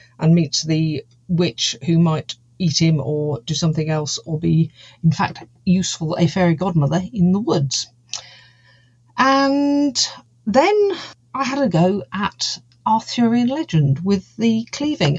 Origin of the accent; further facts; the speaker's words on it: United Kingdom; also born or lived in Cotswolds, United Kingdom; I am a British fantasy author. I live in the Cotswolds in the United Kingdom